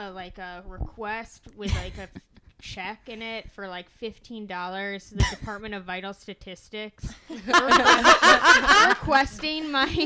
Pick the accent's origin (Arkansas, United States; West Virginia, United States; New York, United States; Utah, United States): New York, United States; Albany; I was born in Albany, New York